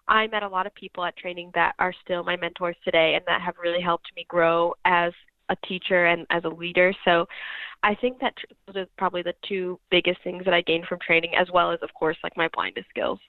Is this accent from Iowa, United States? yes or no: yes; Fort Madison, Iowa, United States; I'm from Iowa, actually. So, oh. yeah, so I'm from Fort Madison, which is like in southeast Iowa